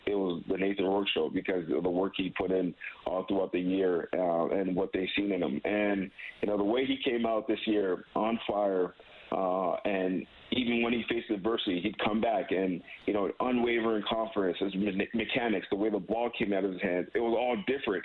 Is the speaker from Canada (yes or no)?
yes; Canada; as a Canadian